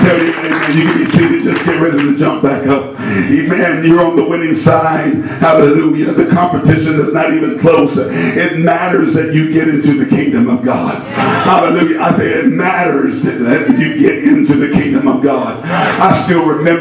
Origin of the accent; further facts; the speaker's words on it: Indiana, United States; I'm from Indiana